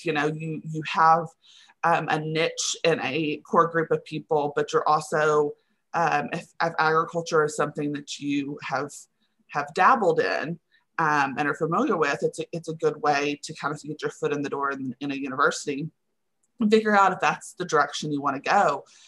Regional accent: Henrietta, Texas, United States; now in Austin, United States; I currently live in Austin, Texas, but I grew up in Henrietta, Texas, which is right outside of Wichita Falls

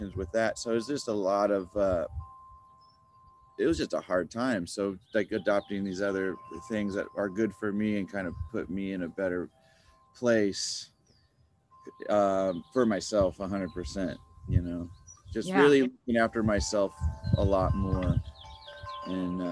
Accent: Encinitas, California, United States; also born or lived in Texas / Los Angeles; I was born in Texas, but I would pretty much say I'm more of a Californian than a Texan, because I've been here, and you know, since I was like 7 or 8

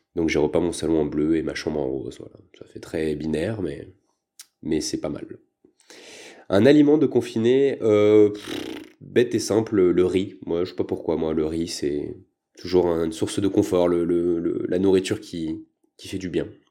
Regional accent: Paris, Île-de-France, France; moved away as an adult; now in Lyon, France; Je viens de Paris à la base, mais je me suis installé à Lyon il y a quelques années

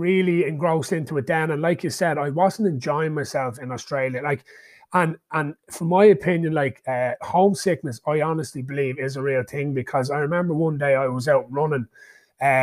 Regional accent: Ireland; born or raised there

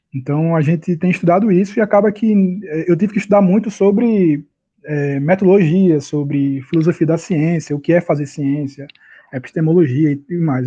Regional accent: Recife, Pernambuco, Brazil; eu estou aqui em Recife, eu sou de Recife, eu já estou me estabelecendo em Recife, minha família e tudo mais

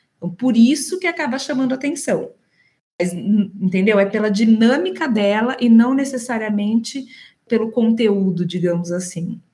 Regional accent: Campinas, São Paulo, Brazil; moved away as an adult; now in São Paulo, Brazil; Eu sou de Campinas, interior de São Paulo. É, moro em São Paulo há 20 anos

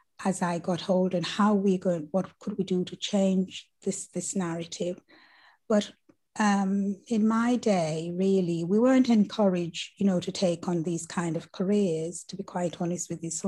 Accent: Mount Olive, Saint Catherine, Jamaica; I grew up in the Caribbean and the beautiful island of Jamaica, and one of the mountain regions, which is called Mount Olive, situated in one of the boroughs of St. Catherine

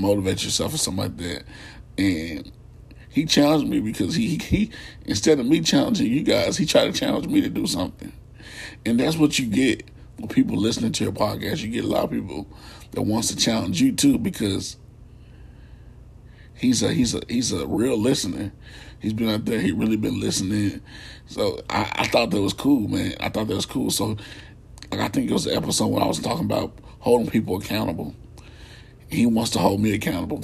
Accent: Radcliff, Kentucky, United States; my hometown of Radcliffe

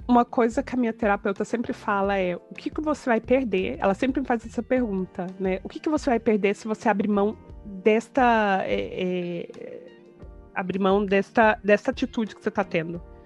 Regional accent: Brazil; moved away; eu sou brasileiro

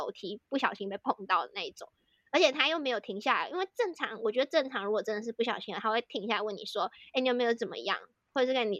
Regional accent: Taiwan; 然后我就说：“啊、哦，我是台湾人啊。”这样，然后我真的没有太觉得这句话有什么意思，我当下真的真的没有想到任何政治的东西。

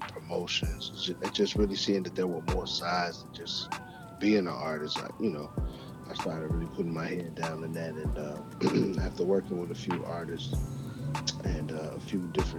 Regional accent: Chicago, Illinois, United States; moved away as an adult; now in Atlanta, United States; growing up in Chicago. And I really wanted to, you know, be a rap star. Initially, you know, I moved from Chicago to Atlanta back in 2006 permanently

